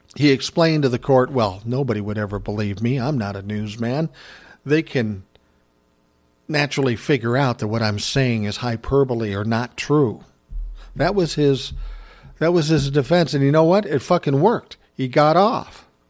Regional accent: United States; as an American in this country

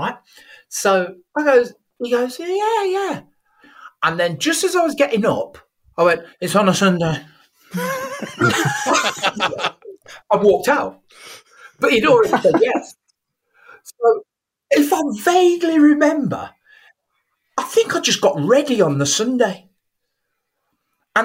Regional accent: Coventry, West Midlands, United Kingdom; I grew up in Coventry

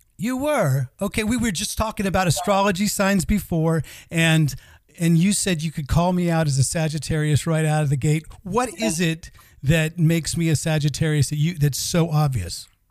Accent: United States; now in Sweden; we also have a fellow American

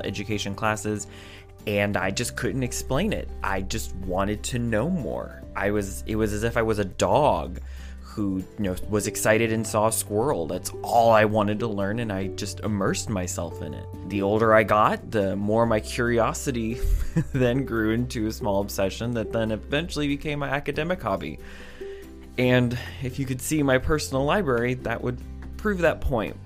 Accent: United States; I am an American

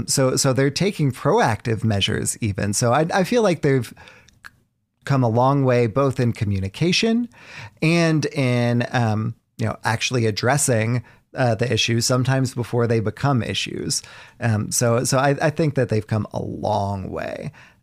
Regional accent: Southern United States, United States; You know, I grew up in the South.

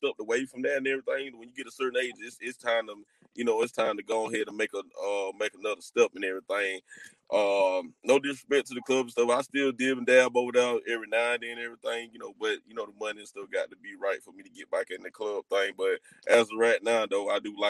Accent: Albany, Georgia, United States; I'm from Albany, Georgia

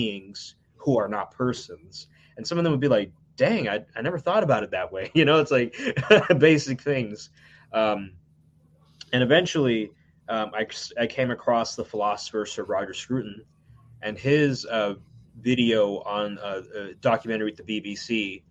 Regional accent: United States; I grew up in the United States without my biological grandparents in India

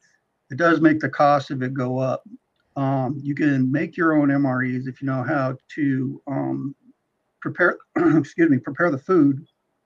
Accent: California, United States; when I was growing up in California

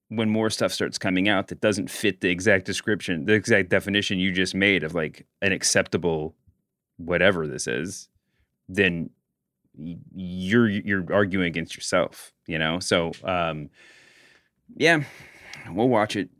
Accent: Louisville, Kentucky, United States; I'm also from Louisville, Kentucky

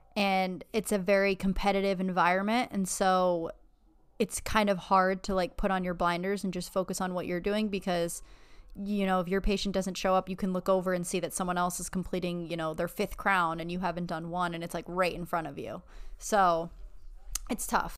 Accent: Erie, Pennsylvania, United States; moved away as an adult; also born or lived in Buffalo, New York; now in Florida, United States; I'm from Erie, and then I was in Buffalo for eight years for undergrad and dental school

